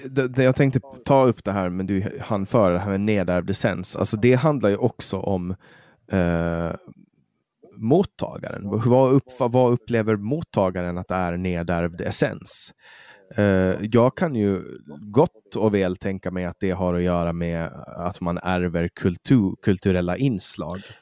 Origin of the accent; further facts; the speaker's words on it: Åland Islands; moved away as an adult; now in Sweden; Jag är ju finsk medborgare och jag är född och uppvuxen på Åland